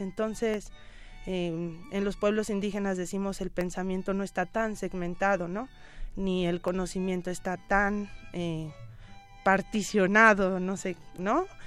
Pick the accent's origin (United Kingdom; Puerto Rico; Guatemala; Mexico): Mexico; todas y todos como mexicanos